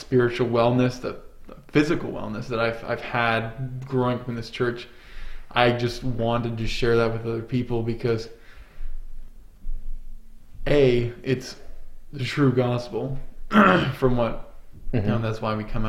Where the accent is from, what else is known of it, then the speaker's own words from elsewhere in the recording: Alaska, United States; moved away as an adult; I'm from Alaska.